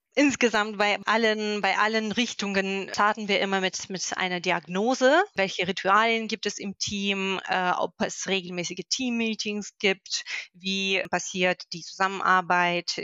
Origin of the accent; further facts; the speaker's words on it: Moscow, Russia; German is a second language; moved away as an adult; now in Magdeburg, Germany; ich komme aus Moskau.